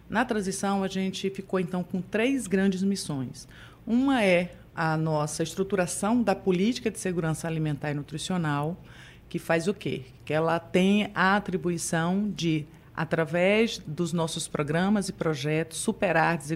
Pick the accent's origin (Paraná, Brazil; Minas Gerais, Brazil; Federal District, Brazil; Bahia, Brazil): Bahia, Brazil; Itamaraju; also born or lived in Itabuna; now in Salvador, Brazil; Eu sou originalmente de Itamaraju, é, extremo sul da Bahia. Já chego aqui, morei também um período em Itabuna e chego aqui em 97, há bastante tempo aqui em nossa querida capital.